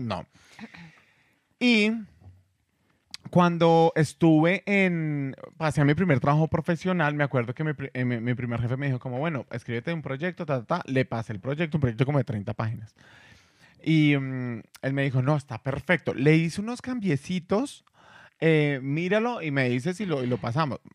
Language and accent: Spanish; Colombia; moved away; el país de donde vengo